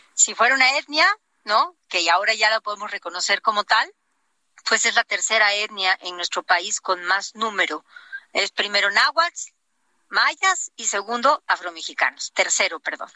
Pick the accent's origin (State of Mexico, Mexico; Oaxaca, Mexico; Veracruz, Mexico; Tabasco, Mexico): Oaxaca, Mexico; mi tierra